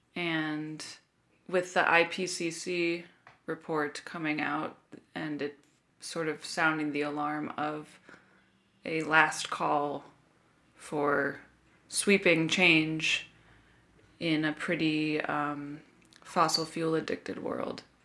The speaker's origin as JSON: {"language": "English", "town": "Chicago", "region": "Illinois", "country": "United States", "tie": "born or raised there", "said": "my hometown of Chicago"}